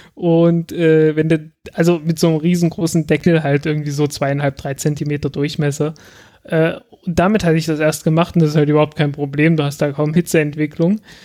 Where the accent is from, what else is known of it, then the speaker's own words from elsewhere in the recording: south of Saxony-Anhalt, Germany; moved away as an adult; now in Berlin, Germany; das ist auch im Süden von, von Sachsen-Anhalt so, dass so. man da durchaus Eierkuchen sagt. Also ich bin, ich bin mit Eierkuchen aufgewachsen